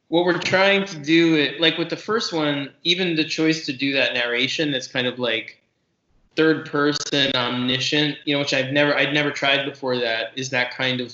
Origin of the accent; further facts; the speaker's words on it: New York City, New York, United States; I grew up in New York City, and every Sunday they had on Channel 11 WPIX Monster Matinee